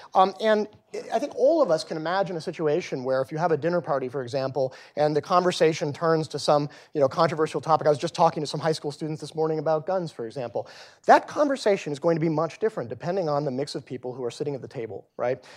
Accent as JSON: {"language": "English", "region": "Texas", "country": "United States", "tie": "born or raised there", "moved": "yes", "said": "back in my home state of Texas"}